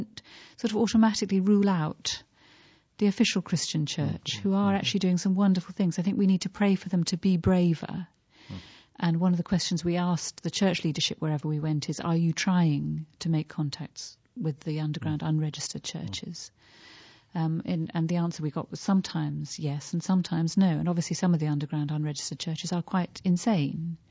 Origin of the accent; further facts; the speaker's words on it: United Kingdom; as a British person